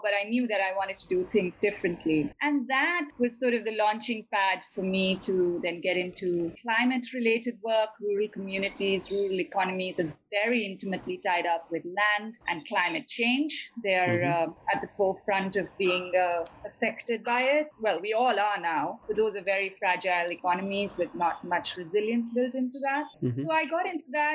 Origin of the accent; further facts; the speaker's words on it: foothills of the Himalayas, northern India, India; that's also an area that I spent a lot of time growing up in India